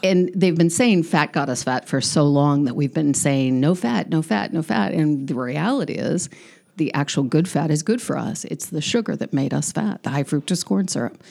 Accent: San Diego, California, United States; moved away as an adult; also born or lived in Encinitas; now in Rehoboth Beach, United States; I grew up on the border

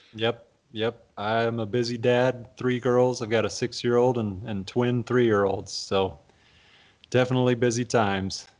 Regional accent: Oklahoma, United States; I became a football fan growing up in Oklahoma

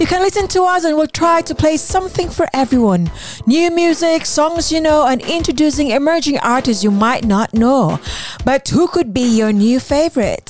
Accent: Philippines; now in United Kingdom; I grew up in the Philippines. I don't didn't grow up here in the UK.

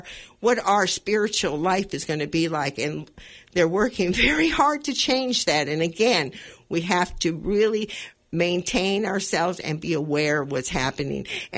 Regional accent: Los Angeles, California, United States; now in Sonoma County, United States; I was born in East L.A.

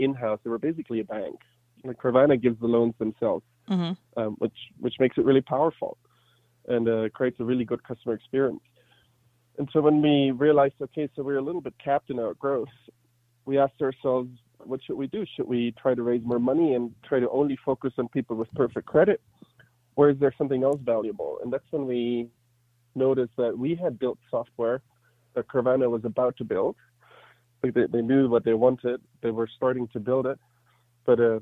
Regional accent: Germany; English is a second language; moved away as an adult; now in United States; I was born and raised in Germany, moved to the U.S. in 2011 to go to business school

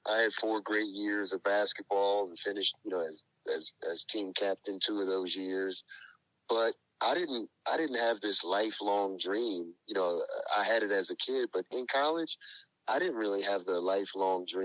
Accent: Louisville, Kentucky, United States; moved away as an adult; now in Richmond, Virginia, United States; I am originally from Louisville, Kentucky, but I live in Richmond, Virginia, and have been here for a long, long time since college

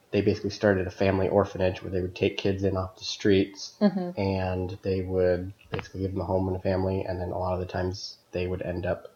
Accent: Seattle, Washington, United States; moved away; I was born and raised in the Seattle area

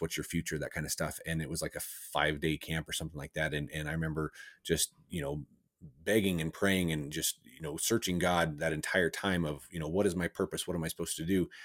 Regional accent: Cortez, Colorado, United States; I grew up in, uh, Southwest Colorado.

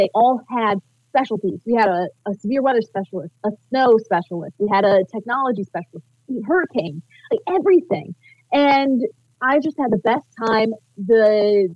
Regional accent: Battle Creek, Michigan, United States; I'm from Battle Creek

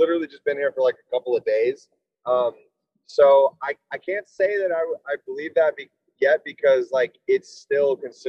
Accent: Nashville, Tennessee, United States; moved away as an adult; also born or lived in Los Angeles, United States; I'm from Tennessee. Yeah. I'm, my family's from Nashville. I've been in LA for like 7.5 years

